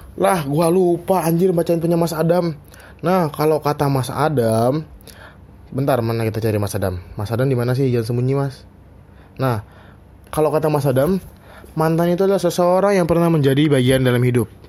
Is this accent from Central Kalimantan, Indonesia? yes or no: yes; Central Kalimantan, Indonesia; moved away as an adult; now in Yogyakarta, Indonesia; Gua asal Kalimantan Tengah